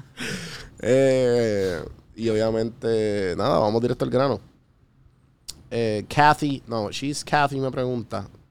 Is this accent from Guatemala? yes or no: no; Puerto Rico; moved away; also born or lived in Atlanta; Cuando yo vivía en Atlanta, pues ellos eran los otros panas de Puerto Rico